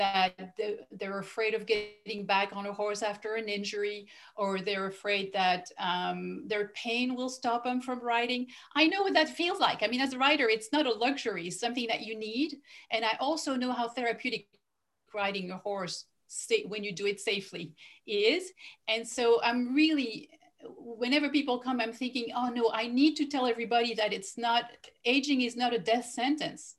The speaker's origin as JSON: {"language": "English", "country": "Belgium", "first_language": "French", "second_language": "English", "moved": "yes", "said": "I'm originally from Belgium"}